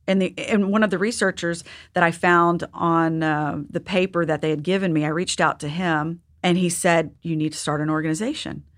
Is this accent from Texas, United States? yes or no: yes; Texas, United States; I'm from Texas